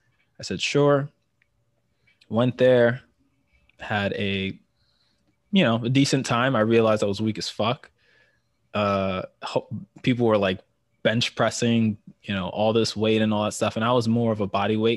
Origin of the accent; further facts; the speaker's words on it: New York City, New York, United States; born and bred in the city. New York is my hometown.